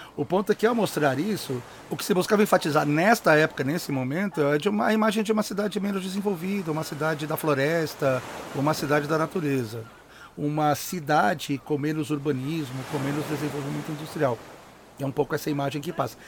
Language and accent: Portuguese; Espírito Santo, Brazil; moved away as an adult; also born or lived in Campinas, Brazil; now in São Paulo, Brazil; Eu sou originário de um dos estados que são considerados mais apagados da Federação Brasileira, o Espírito Santo. Acho que eu já disse em episódios anteriores que eu sou capixaba